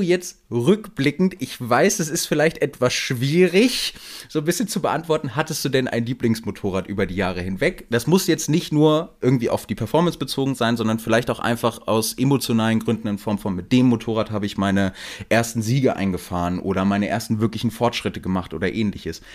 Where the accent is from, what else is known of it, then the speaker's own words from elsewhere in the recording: Hanover, Lower Saxony, Germany; ich komme ja aus Hannover und äh, bei uns im Norden